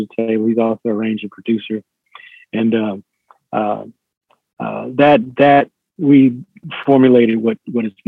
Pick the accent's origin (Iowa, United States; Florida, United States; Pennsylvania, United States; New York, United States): New York, United States; Buffalo; moved away; also born or lived in Bronx, New York / Long Island, New York / Boston, Massachusetts / Bridgeport, Connecticut; I mostly grew up in Buffalo, New York.